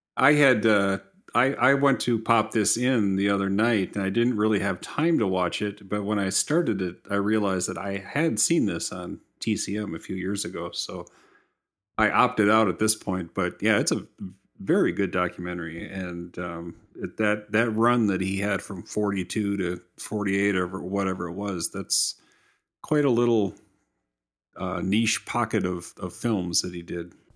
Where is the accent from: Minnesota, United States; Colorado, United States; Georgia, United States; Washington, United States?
Minnesota, United States; I'm from Minnesota